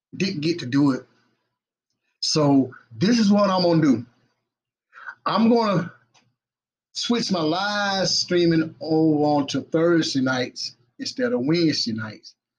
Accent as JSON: {"language": "English", "town": "Batesburg-Leesville", "region": "South Carolina", "country": "United States", "tie": "born or raised there", "said": "my hometown. Represent the Twin City, y'all. Batesburg and Leesville"}